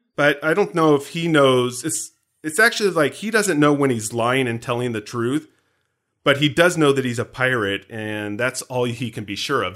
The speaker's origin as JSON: {"language": "English", "country": "United States", "said": "as an American"}